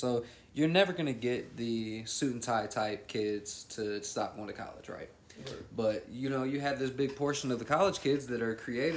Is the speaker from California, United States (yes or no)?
no; Xenia, Ohio, United States; moved away as an adult; also born or lived in Texas; when I go back to Xenia